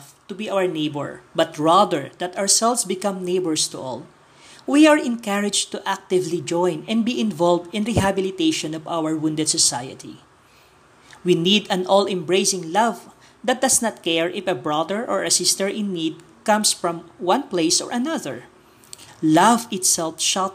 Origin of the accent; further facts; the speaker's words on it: Philippines; from the Philippines